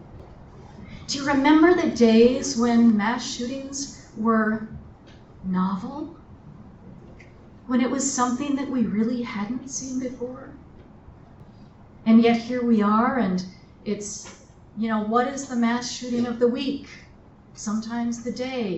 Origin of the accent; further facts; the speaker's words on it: Colorado, United States; moved away; I'm from Colorado